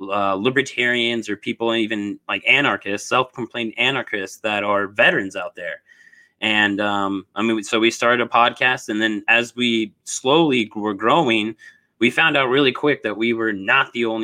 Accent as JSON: {"language": "English", "region": "Southern Illinois", "country": "United States", "tie": "born or raised there", "also_born_or_lived": "Okinawa, Japan / Twentynine Palms, California", "moved": "as an adult", "said": "I was really originally from Illinois. I pretty much grew up in Southern Illinois until I was 18."}